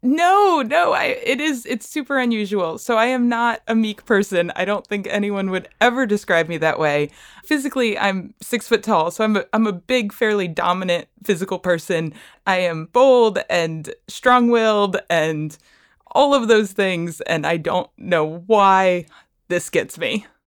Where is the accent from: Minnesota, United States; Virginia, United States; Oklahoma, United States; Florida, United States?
Florida, United States; Bradenton; I am from Bradenton, Florida